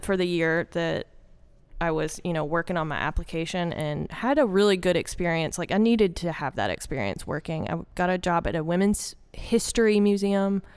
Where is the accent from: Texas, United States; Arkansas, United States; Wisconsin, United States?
Arkansas, United States; born or raised there; accent: southern, country; moved away as an adult; also born or lived in Little Rock, Arkansas / North Carolina